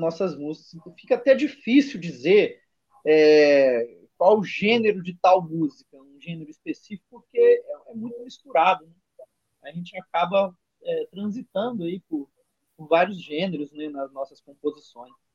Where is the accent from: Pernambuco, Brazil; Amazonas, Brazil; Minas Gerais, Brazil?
Minas Gerais, Brazil; eu sou mineiro